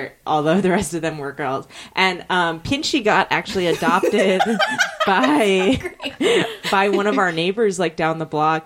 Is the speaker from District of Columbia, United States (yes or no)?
no; Alameda, California, United States; I grew up in Alameda